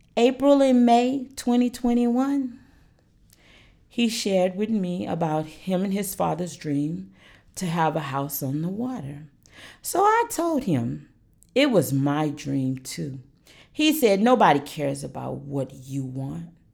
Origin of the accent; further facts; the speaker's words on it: Alaska, United States; moved away as an adult; now in North Carolina, United States; I am from Alaska.